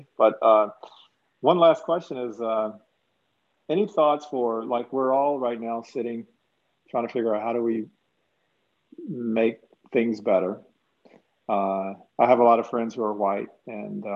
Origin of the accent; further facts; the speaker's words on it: East Coast, United States; I grew up on the East Coast. Well, most of my life has been on the East Coast